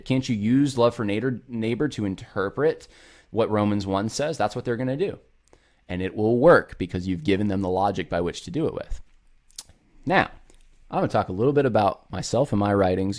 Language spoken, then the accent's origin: English; upstate New York, United States; moved away; also born or lived in California / the South; I'm actually from California. I was raised in upstate New York